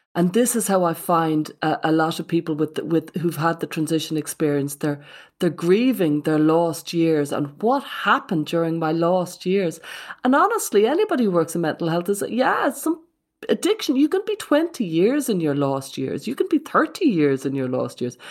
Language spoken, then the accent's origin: English; Ireland; When I was a kid, the worst thing ever, as an Irish Catholic in the eighties